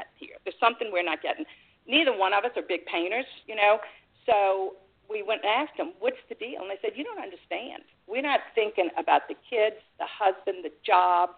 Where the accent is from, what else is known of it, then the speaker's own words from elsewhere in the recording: Mandeville, Louisiana, United States; I was from Mandeville.